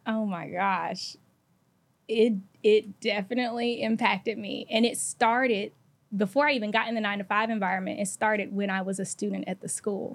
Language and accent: English; Atlanta, Georgia, United States; I am from Atlanta, East Atlanta